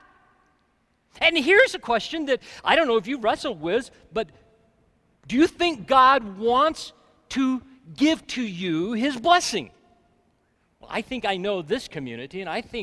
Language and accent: English; Alabama, United States; now in Colorado, United States; I grew up in Alabama